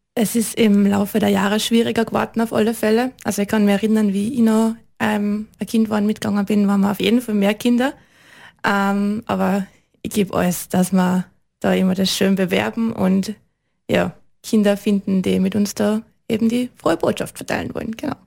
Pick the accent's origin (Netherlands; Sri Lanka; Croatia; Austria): Austria; Liezen, Styria; ich bin aus Liezen, bin Volksschullehrerin